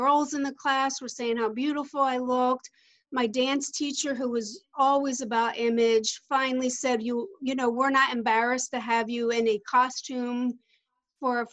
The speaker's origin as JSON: {"language": "English", "town": "Philadelphia", "region": "Pennsylvania", "country": "United States", "moved": "yes", "lives_now": "Orlando, United States", "said": "I'm originally from the Philadelphia area. I live in Orlando, Florida now"}